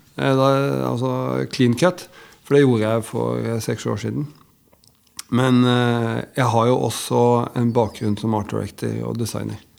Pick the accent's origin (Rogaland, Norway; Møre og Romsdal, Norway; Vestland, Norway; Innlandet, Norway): Innlandet, Norway; Biri; moved away; also born or lived in Elverum / Lillehammer / Coventry / London; jeg har vokst opp på Biri.